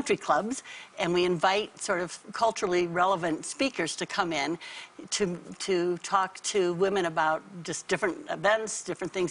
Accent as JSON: {"language": "English", "region": "Colorado", "country": "United States", "tie": "born or raised there", "also_born_or_lived": "Denver, Colorado / Virginia", "moved": "as an adult", "said": "I was raised in Colorado. I grew up in the mountains."}